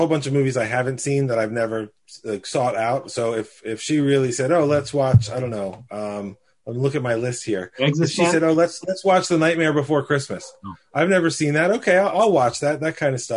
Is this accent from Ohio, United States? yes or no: no; Baltimore, Maryland, United States; I grew up Jewish in Northwest Jewish Baltimore